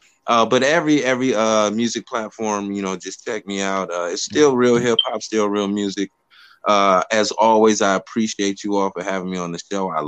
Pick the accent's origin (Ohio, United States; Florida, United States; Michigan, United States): Michigan, United States; Detroit; I'm from Motown.